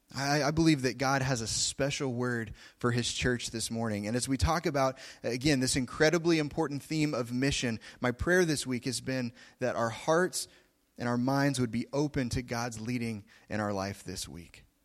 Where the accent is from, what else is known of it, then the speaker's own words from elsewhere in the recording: Oklahoma, United States; I come from Oklahoma